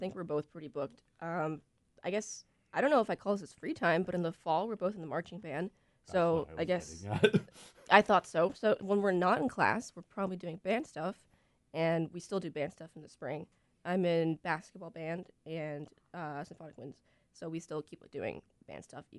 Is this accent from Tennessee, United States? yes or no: no; Miami, Florida, United States; moved away; I'm originally from Miami, Florida.